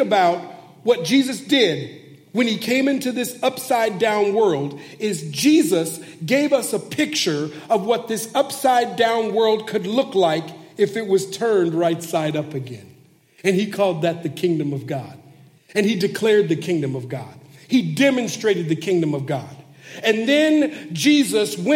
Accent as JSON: {"language": "English", "town": "Minneapolis", "region": "Minnesota", "country": "United States", "tie": "born or raised there", "moved": "as an adult", "lives_now": "Bay Area, California, United States", "said": "I've lived here in California in the Bay Area for 7 years, but I'm originally from Minneapolis, Minnesota. That's where I was born and raised"}